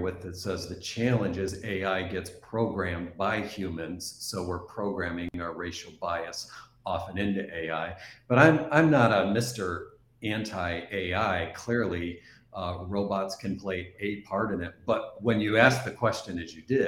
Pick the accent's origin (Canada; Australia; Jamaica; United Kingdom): Canada; East Coast of Canada, Atlantic Canada; moved away; also born or lived in Midwest, United States; I'm originally from Canada on the East Coast